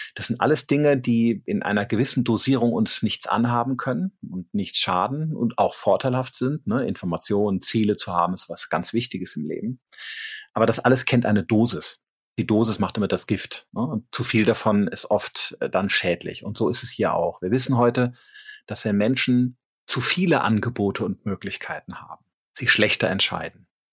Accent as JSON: {"language": "German", "region": "Rhineland", "country": "Germany", "moved": "yes", "lives_now": "Regensburg, Germany", "said": "ich komme aus dem Rheinland"}